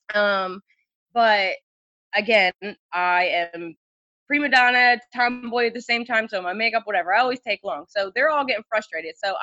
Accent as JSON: {"language": "English", "region": "New Jersey", "country": "United States", "said": "I'm Dirty Jers"}